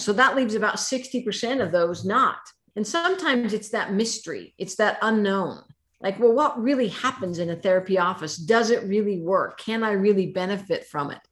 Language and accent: English; Idaho, United States; I was born and raised in Idaho.